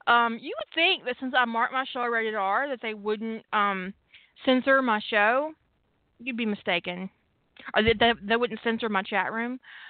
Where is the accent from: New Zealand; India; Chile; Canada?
Canada; I'm from Canada, and this shit happens in my family.